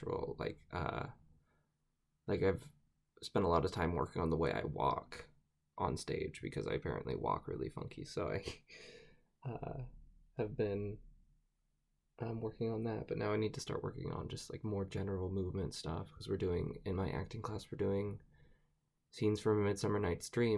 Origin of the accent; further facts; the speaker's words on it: Utah, United States; I am from Utah